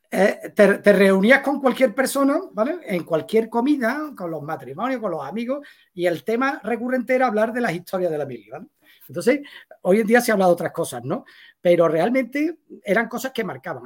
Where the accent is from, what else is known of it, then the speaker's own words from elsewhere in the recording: Seville, Andalusia, Spain; yo soy un sevillano con cinco hijos, 53 años, tres perros